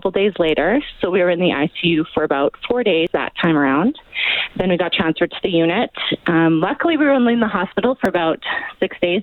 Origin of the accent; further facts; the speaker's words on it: Calgary, Alberta, Canada; We're from Calgary.